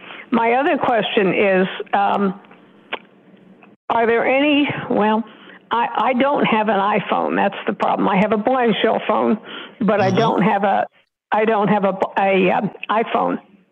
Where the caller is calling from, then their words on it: Oklahoma, United States; Hello, this is …. I'm from Oklahoma